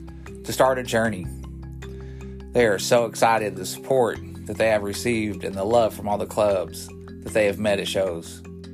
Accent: Long Beach, California, United States; now in South Carolina, United States; I'm from Long Beach, but I've lived in that area, and it's not far from Long Beach.

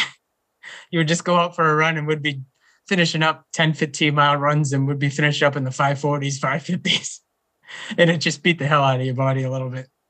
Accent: Whitman, Massachusetts, United States; I grew up in Whitman, Massachusetts. It's a small town about twenty miles south of Boston.

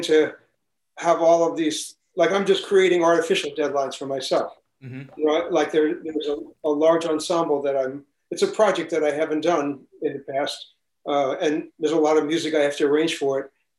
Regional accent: New York City, New York, United States; also born or lived in Manhattan; I was born in Manhattan, but I grew up in Brooklyn.

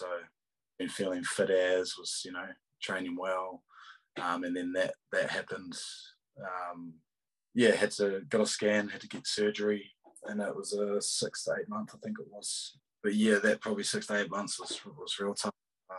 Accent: Australia; So, I mean, being an Aussie for so long, I wanted to see what it was like, you know what I mean?

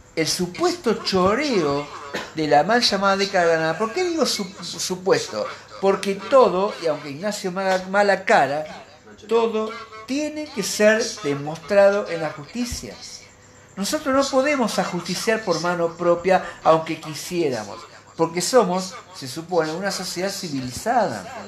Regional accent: Argentina; a mí como argentino

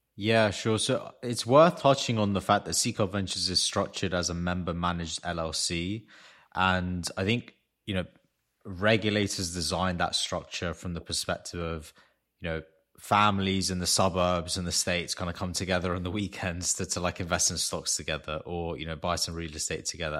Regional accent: London, United Kingdom; I was born in London to Armenian parents

